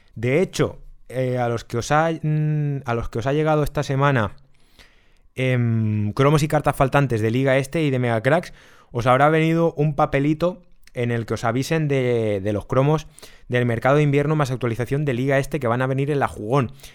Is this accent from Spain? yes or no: yes; Spain; nosotros somos españoles